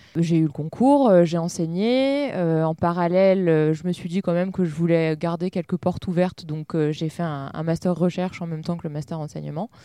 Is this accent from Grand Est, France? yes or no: yes; Châlons-en-Champagne, Grand Est, France; also born or lived in Reims / Paris; j'ai grandi à Chalon